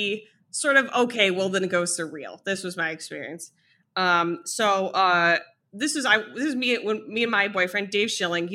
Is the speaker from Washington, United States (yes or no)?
no; Ohio, United States; moved away; also born or lived in New York; I'm from Ohio, you know, I spent more than a decade in New York.